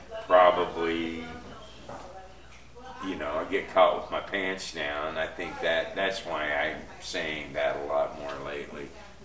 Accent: Texas, United States; Yeah, well, I'm from Texas

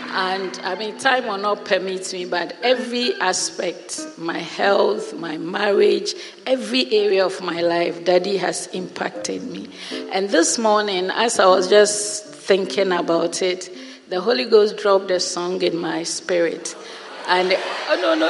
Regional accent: Ghana; moved away as an adult; also born or lived in Europe; I came home to Ghana in March

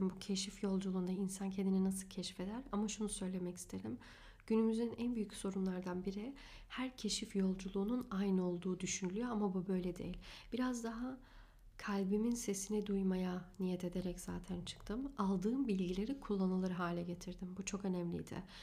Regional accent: Germany; born there; Almanya'da evet doğdum. Almanya doğumluyum.

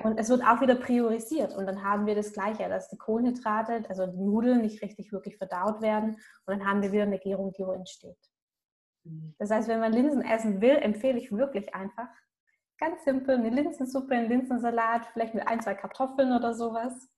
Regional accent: Swabia, Germany; Bei uns im Schwabenland

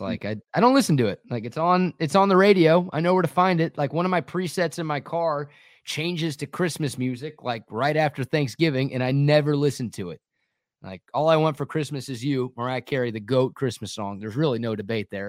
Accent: Dallas, Texas, United States; growing up in the Metroplex

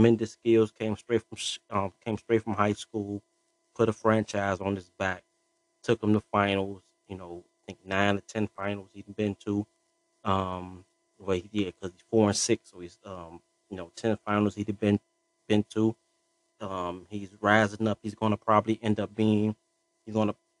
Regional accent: Chicago, Illinois, United States; I'm from Chicago, born and raised

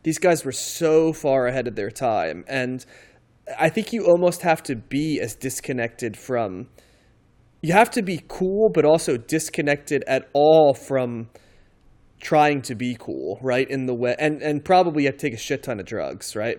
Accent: outside of New York, United States; I grew up outside of New York and, um, I kind of came of age in New York

